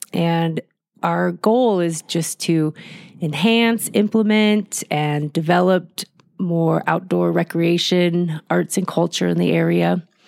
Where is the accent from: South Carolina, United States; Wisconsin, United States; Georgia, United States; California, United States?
California, United States; Southern; moved away as an adult; also born or lived in Chico, California; now in Mammoth Lakes, United States; growing up in Southern California